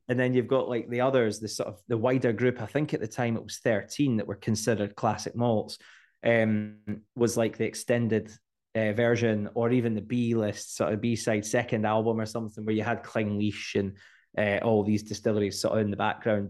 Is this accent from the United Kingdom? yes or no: yes; Scotland, United Kingdom; as Scottish people